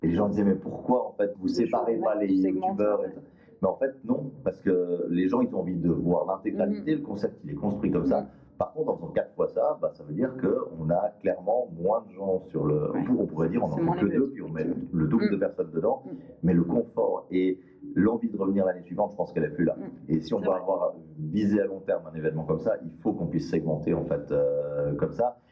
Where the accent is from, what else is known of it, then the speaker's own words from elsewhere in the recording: Valais, Switzerland; moved away; also born or lived in Lake Geneva region; je suis né en Valais, j'ai des origines valaisannes, parce que tout valaisan précise toujours dès le début